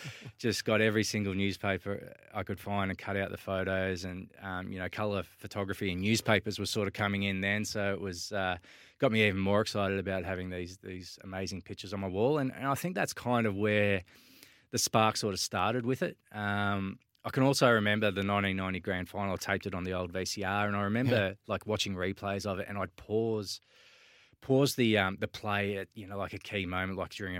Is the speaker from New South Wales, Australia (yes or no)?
no; Swan Hill, Victoria, Australia; I grew up in Swan Hill in the Mallee country, northwest Victoria, Sammy. It's a small country town, I don't know, maybe 12,000 people.